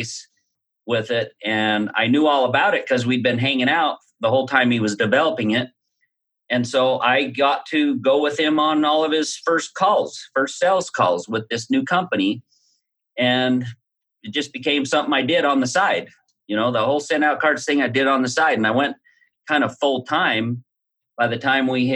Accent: Utah, United States; growing up around Utah, you get pitched all kinds of MLMs

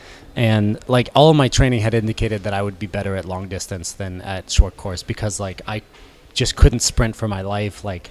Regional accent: Orlando, Florida, United States; moved away as an adult; now in Boulder, United States; I grew up in Orlando, Florida

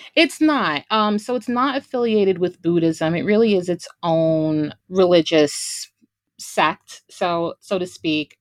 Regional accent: Brooklyn, New York, United States; growing up in, you know, Brooklyn, New York

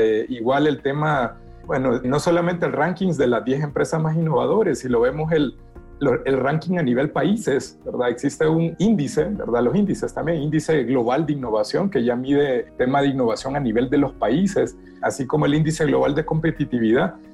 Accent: Honduras; soy de Honduras, eh, un país pequeñito

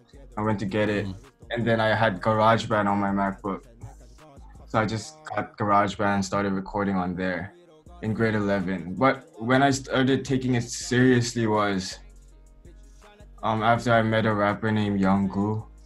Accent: Chiang Mai, Thailand; So but one thing I'm really proud about growing up in Chiang Mai is that I feel like I've met almost everyone, every country around the world.

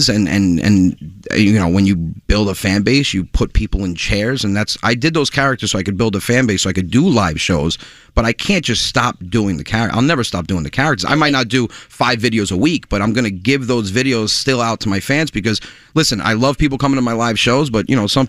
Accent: Westchester, New York, United States; now in Long Island, United States; I'm from Westchester, New York. I live on Long Island now

